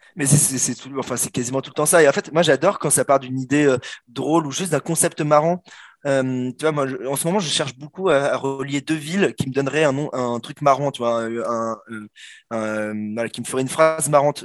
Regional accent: France; je suis français

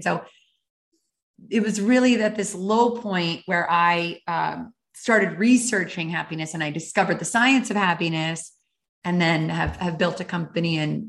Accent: Calgary, Alberta, Canada; moved away as an adult; And I really rediscovered it sort of in my early 20s when I moved from Calgary, Alberta to Honolulu, Hawaii.

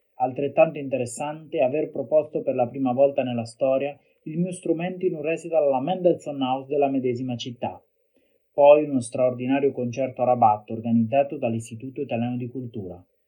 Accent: Ancona, Marche, Italy; now in Ravenna, Italy; del mio paese d'origine, della mia città Ancona

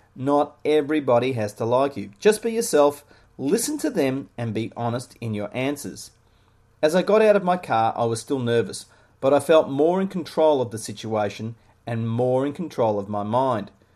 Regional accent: Melbourne, Victoria, Australia; Growing up in suburban Melbourne, Australia, I dreamed of being an Australian rules footballer

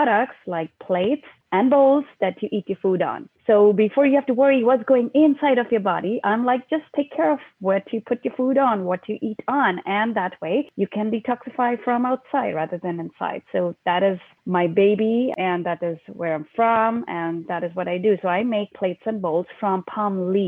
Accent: India; moved away as an adult; also born or lived in Ohio, United States; now in Portland, United States; originally, I am from India. I was born and brought up in India. And I came to United States right after when I was married at the age of 22

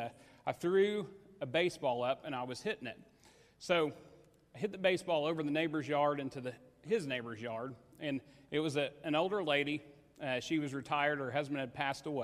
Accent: Paoli, Indiana, United States; I grew up in Paoli, Indiana

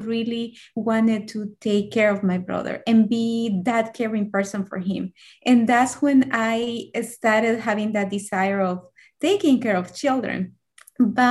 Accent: El Salvador; moved away as an adult; now in United States; So I'm originally from El Salvador. So I grew up over there. And in 2010, I came to the U.S.

